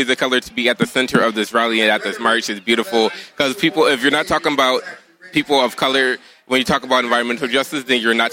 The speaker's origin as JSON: {"language": "English", "town": "Waterloo", "region": "Iowa", "country": "United States", "tie": "born or raised there", "moved": "as an adult", "lives_now": "Washington, DC, United States", "said": "I was born and raised in Waterloo, Iowa. Moved to DC about 10 years ago"}